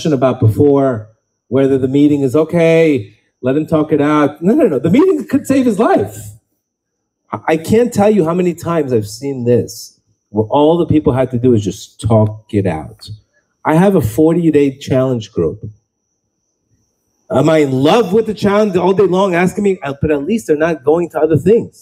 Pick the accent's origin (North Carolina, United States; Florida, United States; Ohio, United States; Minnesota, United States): Florida, United States; Miami; I grew up in Miami